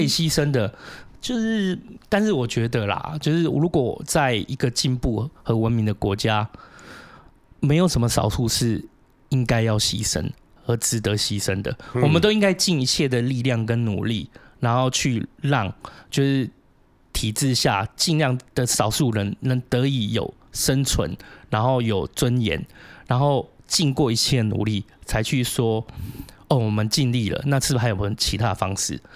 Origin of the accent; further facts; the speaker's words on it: Taiwan; 它也是我们台湾人成立的啊